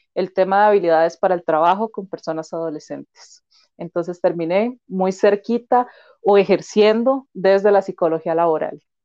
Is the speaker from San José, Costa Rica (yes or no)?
no; Turrialba, Cartago, Costa Rica; also born or lived in Limón; yo nací en Limón, pero yo no crecí en Limón, crecí en Cartago, ¿verdad? En Turrialba principalmente